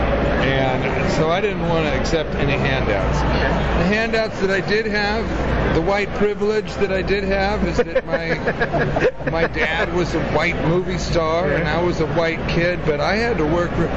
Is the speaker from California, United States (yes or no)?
yes; Malibu, California, United States; I grew up in Malibu.